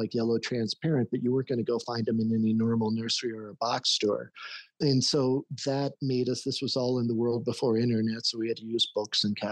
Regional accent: Denver, Colorado, United States; also born or lived in Leadville, Colorado; I was born up in Denver

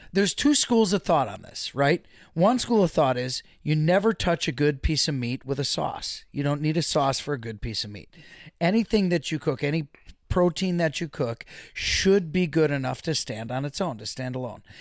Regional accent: Waukesha, Wisconsin, United States; Born and raised in Waukesha, the home of … and …

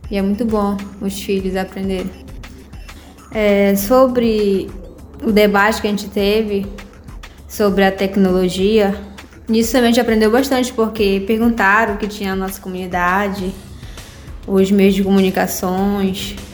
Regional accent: Vila Brasil, Pará, Brazil; tenho 20 anos, sou de Vila Brasil.

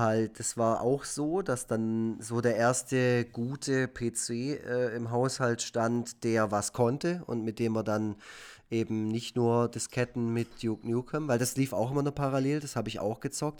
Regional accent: Efringen-Kirchen, Baden-Württemberg, Germany; in Efringen, also in einem Dorf, wo ich aufgewachsen bin.

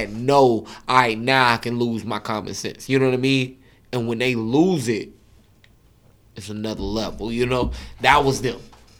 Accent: Pensacola, Florida, United States; also born or lived in Jacksonville, Florida; because I'm from Pensacola.

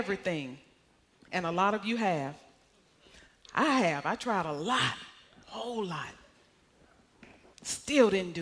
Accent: Arkansas, United States; moved away; I came from Arkansas, country Arkansas

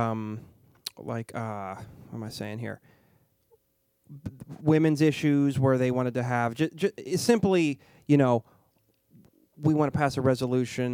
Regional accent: Pittsburgh, Pennsylvania, United States; now in Harrisburg, United States; I'm from Pittsburgh originally

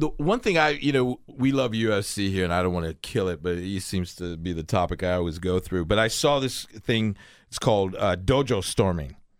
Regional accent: United States; I'm American

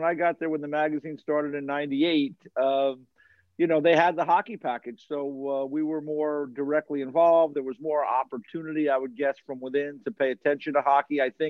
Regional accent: Westchester County, New York, United States; I grew up in Westchester County in New York, outside of New York City, and had no connection to the hockey world whatsoever. I was three kids and my mom growing up in a one bedroom apartment

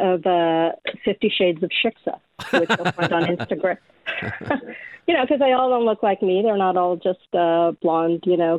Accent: West Hollywood, California, United States; born or raised there; also born or lived in Brooklyn, New York

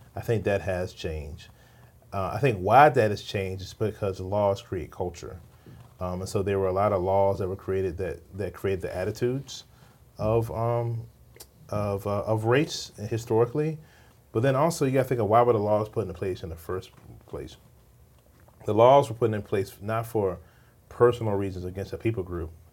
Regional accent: Richmond, Virginia, United States; I grew up in Richmond, Virginia

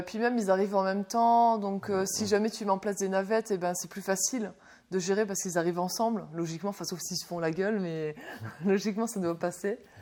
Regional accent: Dunkirk, Hauts-de-France, France; now in Lille, France; je viens de Dunkerque

